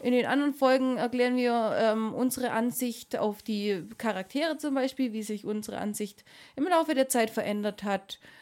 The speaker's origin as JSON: {"language": "German", "region": "Swabia", "country": "Germany", "said": "ich komme nicht aus Schleswig-Holstein, aber wir Schwaben"}